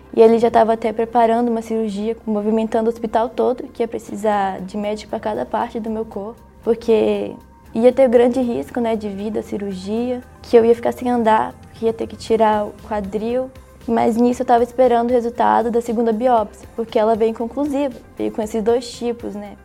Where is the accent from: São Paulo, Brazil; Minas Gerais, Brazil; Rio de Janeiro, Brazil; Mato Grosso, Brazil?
Minas Gerais, Brazil; also born or lived in Pará / Manaus; eu sou paraense e com 3 anos eu vim morar aqui em Minas, mas com 11 anos de idade eu fui morar em Manaus